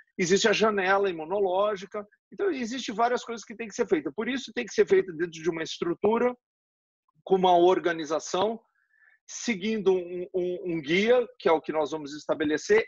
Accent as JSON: {"language": "Portuguese", "country": "Brazil", "said": "nós somos do Brasil"}